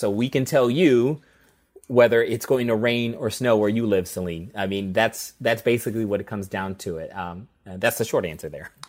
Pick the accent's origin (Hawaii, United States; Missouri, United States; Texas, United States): Missouri, United States; St. Louis; moved away as an adult; also born or lived in Colorado / Jefferson City, Missouri; grew up in Saint Louis, Missouri. I've lived there for much